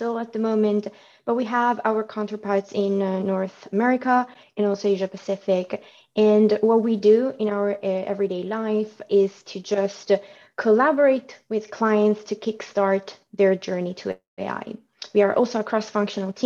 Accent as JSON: {"language": "English", "town": "Milan", "region": "Lombardy", "country": "Italy", "tie": "born or raised there", "moved": "as an adult", "lives_now": "United Kingdom", "said": "I was born and raised in Milano, so Italy."}